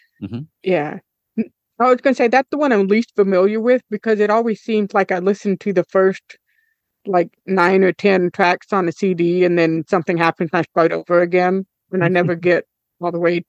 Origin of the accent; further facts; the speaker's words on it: Florida, United States; growing up in Florida